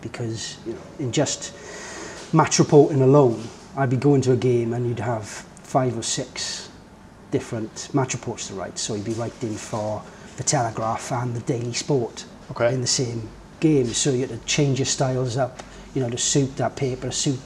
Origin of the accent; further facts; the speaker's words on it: Welsh, Wales, United Kingdom; I'm a Welsh boy, family, nice house, live in a nice area